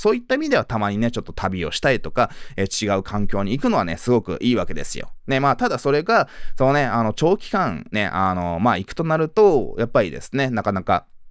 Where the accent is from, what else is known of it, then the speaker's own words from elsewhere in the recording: Tokyo, Japan; also born or lived in Sapporo, Hokkaido; 生まれはね、あの母親の実家が北海道なんで札幌で生まれたんですけれども、まあその生まれ育ちは、あの育ったのはずっとね、あの東京